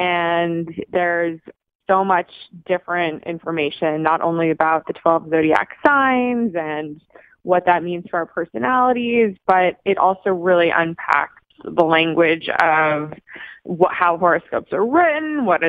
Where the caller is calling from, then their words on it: Los Angeles, California, United States; I'm calling from Los Angeles.